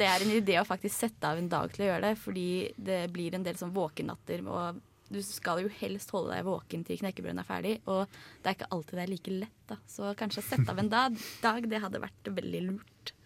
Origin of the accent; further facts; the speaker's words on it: Oslo, Norway; jeg kommer fra Oslo